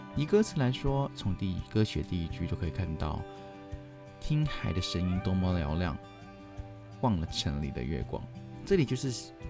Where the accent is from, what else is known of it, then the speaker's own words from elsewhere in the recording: Hong Kong; Chinese is a second language; now in Taiwan; 我口音其实有时候还是不太纯正，我是一名香港人